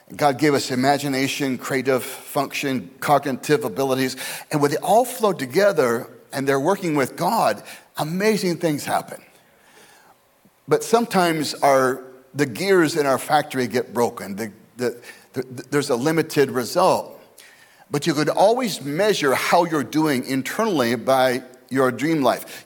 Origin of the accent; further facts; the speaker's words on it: Scottsdale, Arizona, United States; my hometown, my boyhood hometown of Scottsdale, Arizona